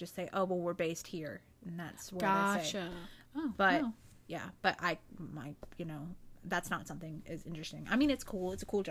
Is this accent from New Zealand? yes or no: no; South Carolina, United States; I've been born and bred in South Carolina my entire life.